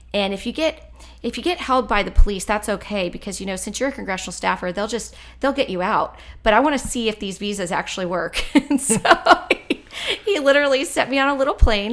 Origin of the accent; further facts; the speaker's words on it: Powhatan, Virginia, United States; I grew up in Powhatan, which is, uh, just south of where we're at, Central Virginia, rural community